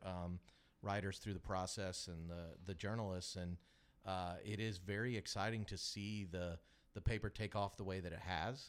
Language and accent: English; Kansas City, United States; now in Augusta, United States; I grew up in Kansas City, but I made my way down to Augusta